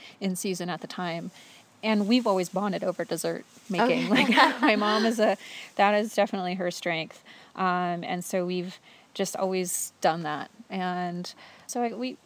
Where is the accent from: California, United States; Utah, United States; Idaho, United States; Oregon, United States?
Idaho, United States; Coeur d'Alene; moved away as an adult; also born or lived in San Francisco / New York; now in Spokane, United States; I grew up in the Northwest. I grew up in Coeur d'Alene, and I went off to San Francisco to art school and then to New York and worked out there for many years